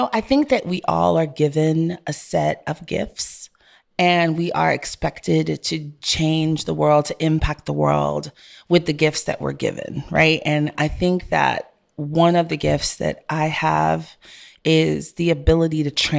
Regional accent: Brooklyn, New York, United States; also born or lived in Jamaica / Texas; I'm not from Houston. I was born in Jamaica, grew up in New York and Brooklyn and Flatbush. I grew up with hip hop. We all grew up together.

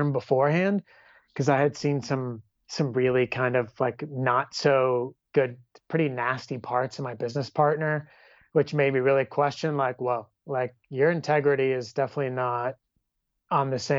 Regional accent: California, United States; me being from California

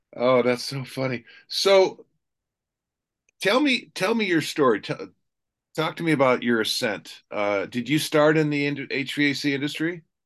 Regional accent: Ravenna, Ohio, United States; I was born in Ravenna

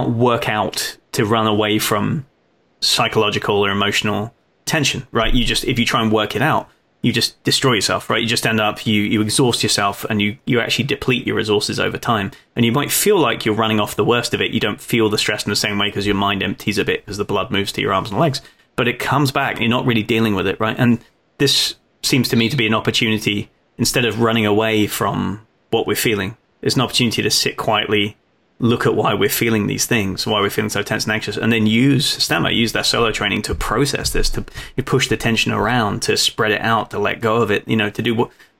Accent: Folkestone, South East England, United Kingdom; moved away; I grew up in Folkestone, in the south coast of England, right on the English Channel

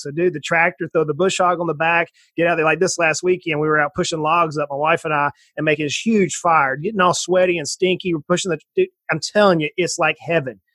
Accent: South Georgia, United States; moved away as an adult; also born or lived in Knoxville, Tennessee; now in East Tennessee, United States; i grew up in South Georgia in the swamps of South Georgia, right on the ocean on the east coast of the United States

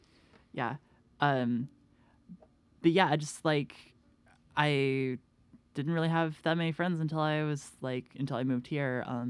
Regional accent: Franklin, Tennessee, United States; I grew up in Franklin. It's like 45 minutes outside of Nashville, maybe less.

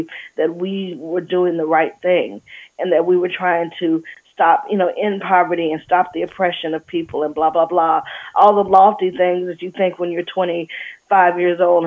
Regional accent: Alabama, United States; Growing up in Alabama, it was Jesus and JFK

